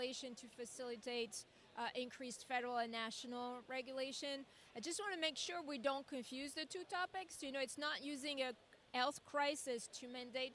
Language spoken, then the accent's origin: English; France; now in United States; I come from France and Europe